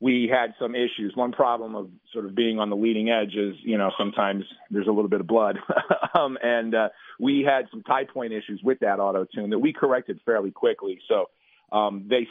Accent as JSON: {"language": "English", "region": "New Jersey", "country": "United States", "said": "I'm from Jersey."}